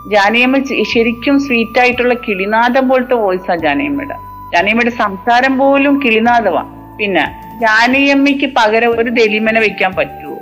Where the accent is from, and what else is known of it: Kerala, India; moved away